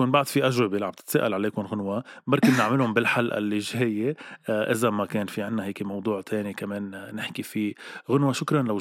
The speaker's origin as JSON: {"language": "Arabic", "country": "Lebanon", "said": "اي عائله كتير كبيره عندنا بلبنان"}